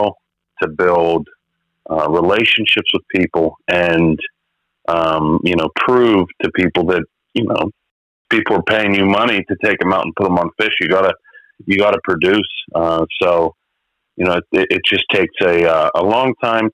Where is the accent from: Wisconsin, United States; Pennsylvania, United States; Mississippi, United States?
Pennsylvania, United States; McKeesport; I'm from McKeesport, Pennsylvania